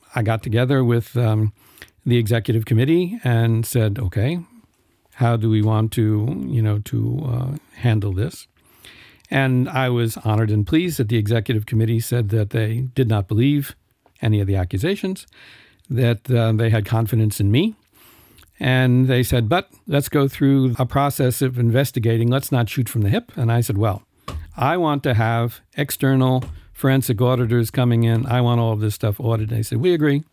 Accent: New York, United States; moved away as an adult; now in Luxembourg; I come from New York

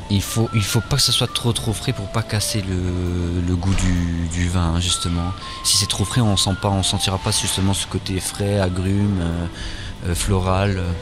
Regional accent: France; now in Luxembourg; chez nous en France

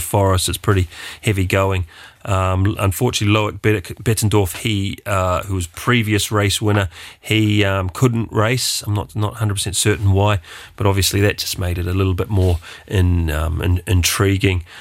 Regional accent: New Zealand; being a New Zealander or, uh, Kiwi

